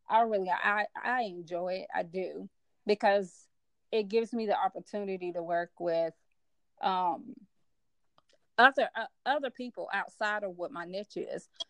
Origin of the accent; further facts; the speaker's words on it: Memphis, Tennessee, United States; also born or lived in Chicago, Illinois; now in Nashville, United States; i'm actually born and born in chicago illinois i was raised in memphis tennessee and I currently live in Nashville, Tennessee